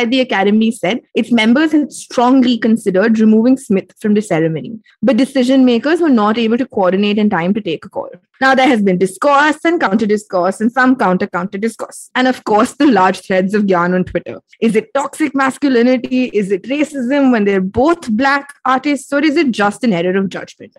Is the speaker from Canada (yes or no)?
no; India; we as Indian women